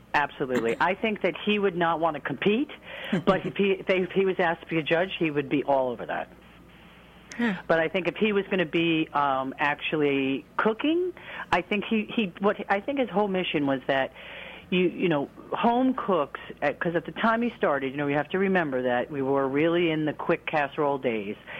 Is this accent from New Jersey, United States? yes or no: yes; New Jersey, United States; now in Portland, United States; I grew up in New Jersey as did Kathleen